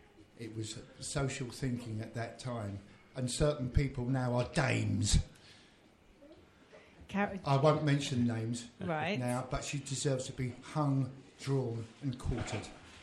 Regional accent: London, United Kingdom; also born or lived in South Canonbury, London; Yeah, because I grew up in Barnsbury.

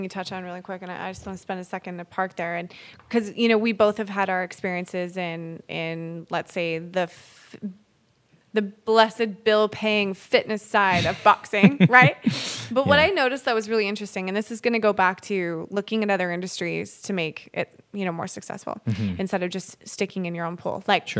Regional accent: Alberta, Canada; I'm from Alberta.

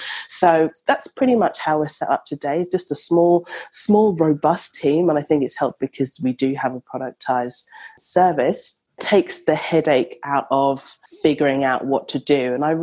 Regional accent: London, United Kingdom; now in Australia; So I am from London, but I live in Australia.

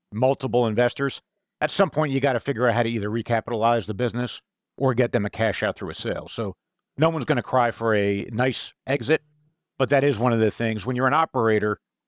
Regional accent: New Jersey, United States; literally about five miles from where I grew up in New Jersey.

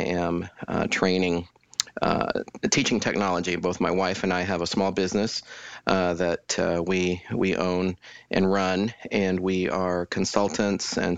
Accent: Denver, Colorado, United States; also born or lived in Kansas City / Fort Wayne, Indiana; now in Houston, United States; I'm originally from Denver, Colorado

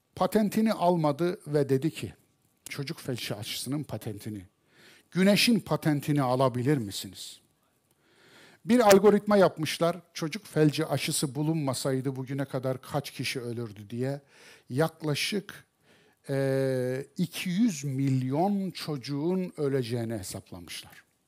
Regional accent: Kayseri Province, Turkey; ben Kayserliyim

